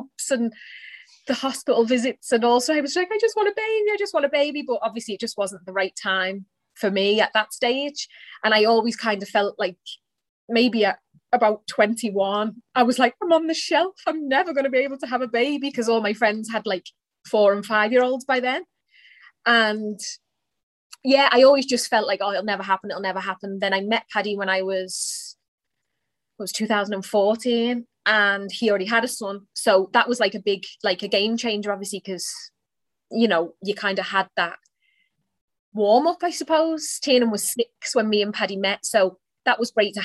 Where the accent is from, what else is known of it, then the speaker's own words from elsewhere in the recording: a little town outside of Liverpool, North West England, United Kingdom; now in Ireland; I am, probably by the accent you can tell, I am from England. A little town outside of Liverpool. My mum lives now, and that's where I grew up